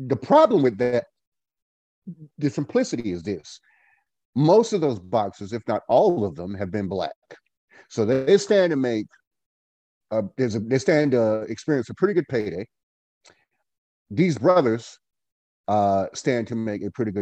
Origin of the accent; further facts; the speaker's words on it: Goldsboro, North Carolina, United States; I am from Goldsboro, North Carolina